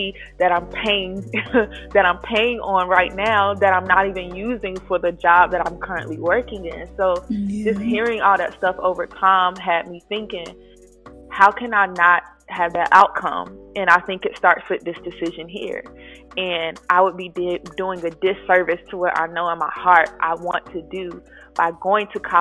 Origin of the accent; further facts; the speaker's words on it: Raleigh, North Carolina, United States; moved away as an adult; now in Atlanta, United States; I am a 25-year-old North Carolinian, born and raised in Raleigh, NC. I transitioned to Atlanta, Georgia 5 years ago now